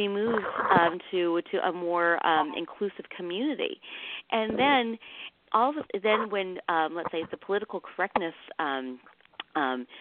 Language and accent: English; Midwest, United States; also born or lived in Vietnam; I was a child of the 70s and the 80s, where we came over as refugees from Vietnam, and we settled in the Midwest. And we were the only Asian family in that area for 10 years